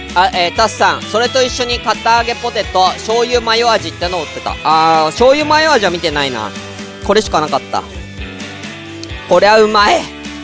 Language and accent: Japanese; Tokyo, Japan; 僕は全然東京出身ですって